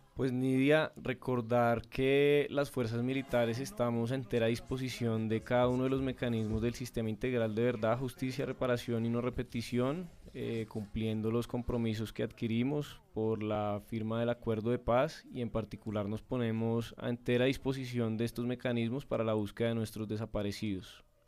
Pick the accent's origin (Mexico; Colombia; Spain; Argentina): Colombia; como colombianos